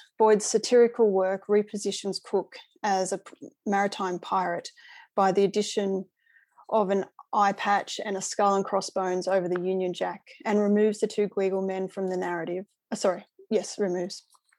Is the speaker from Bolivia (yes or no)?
no; New South Wales, Australia; now in Melbourne, Australia; I'm a settler Australian of English ancestry and I was born and raised on and educated on Wurundjeri country in what is now New South Wales. I'm speaking from Melbourne's north today.